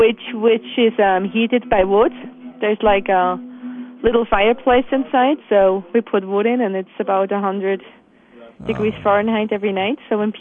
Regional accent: Bönigen, Bern, Switzerland; Yes, it's just I grew up in Bonningen, which is outside of Interlaken, right on the lake, and there was a youth hostel just opposite our house.

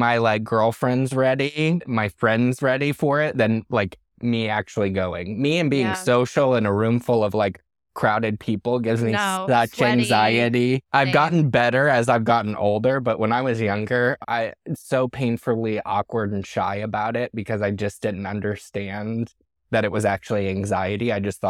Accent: Michigan, United States; also born or lived in Tawas City, Michigan; My best friend, I grew up in Michigan. I was born in a small town called Tawas City, mm-hmm. Michigan.

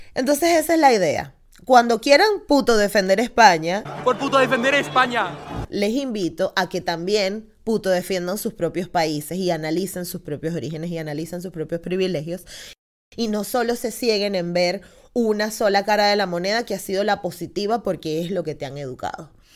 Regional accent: Venezuela; now in Spain; soy de Venezuela

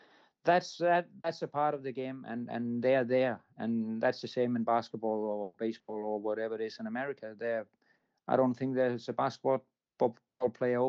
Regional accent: Denmark; I'm coming from Denmark, so I'm covering Scandinavia

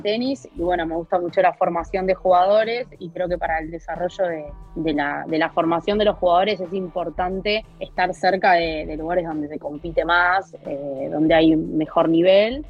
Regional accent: Argentina; moved away as an adult; also born or lived in Catalonia, Spain; now in Spain; yo me fui muy bien de Argentina, yo era directora en un club, eh, trabajé 18 años en el mismo club

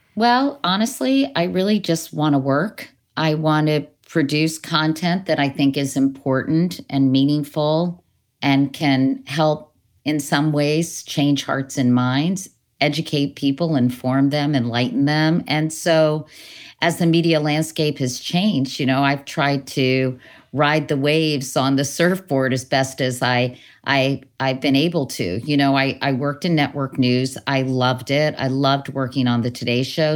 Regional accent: Northern Virginia, United States; born or raised there; moved away

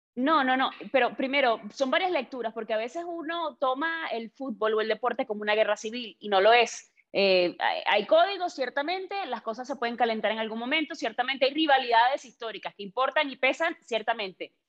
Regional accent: Venezuela; los venezolanos

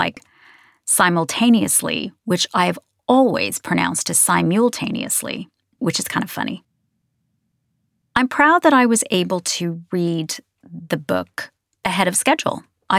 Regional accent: United States; now in United Kingdom; Partly it's because I'm American and I've lived in Britain for 27 years. And so my accent and my pronunciations kind of oscillate between the two.

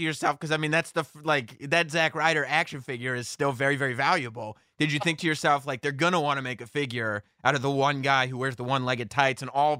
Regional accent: East Coast, United States; I'm around the same age as you and I'm from the East Coast.

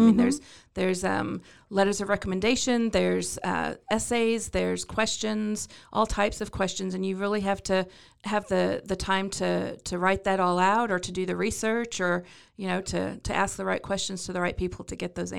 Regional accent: London, United Kingdom; accent: British; Well, I was Born and raised in London, England. I know you can't tell by my thick British accent

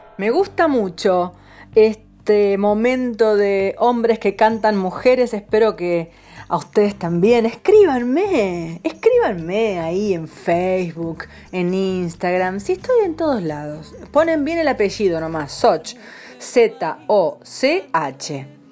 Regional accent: San Nicolás de los Arroyos, Buenos Aires Province, Argentina; also born or lived in Spain; now in Buenos Aires, Argentina; yo soy de pueblo, soy de San Nicolás, pero viví, a, a ver, a día de hoy ya llevo 20 años en la ciudad de Buenos Aires

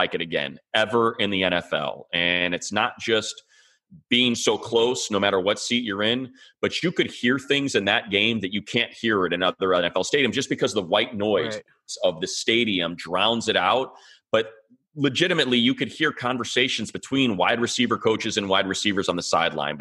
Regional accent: Chicago, Illinois, United States; now in Los Angeles, United States; I'm from Chicago

